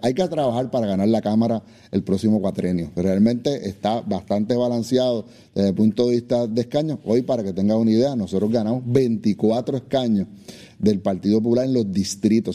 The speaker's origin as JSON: {"language": "Spanish", "town": "Dorado", "country": "Puerto Rico", "said": "Yo soy de Dorado"}